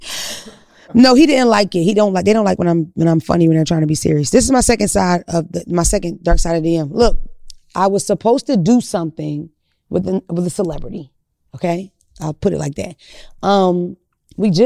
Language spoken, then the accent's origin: English; Philadelphia, Pennsylvania, United States; I'm from North Philly.